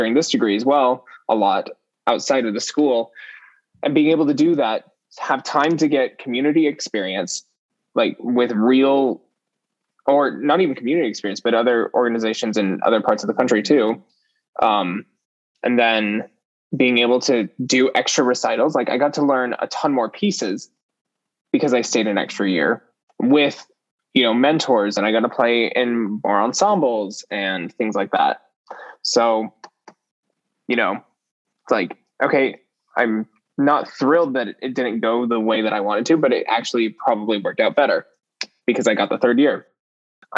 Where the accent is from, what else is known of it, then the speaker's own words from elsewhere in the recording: Richfield, Utah, United States; moved away as an adult; also born or lived in Cedar City, Utah; now in Columbia, United States; I grew up in a small town in central Utah called Richfield. And I lived there until I was about 14.